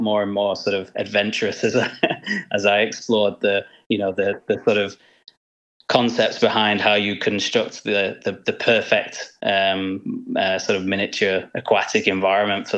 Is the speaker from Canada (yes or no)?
no; Manchester, North West England, United Kingdom; when I was growing up in Manchester.